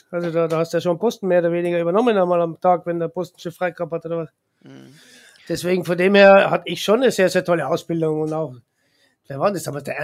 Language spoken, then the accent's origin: German; Austria; als Österreicher, der Österreicher geht einfach nur gerne ins Wirtshaus